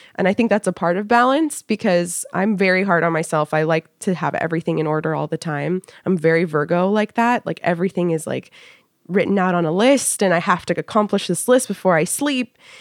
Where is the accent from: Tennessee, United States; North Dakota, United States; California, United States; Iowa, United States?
California, United States; moved away as an adult; now in Washington, D.C., United States; I was born and raised in California. I lived in Northern California till I was about twelve, and then I moved to Southern California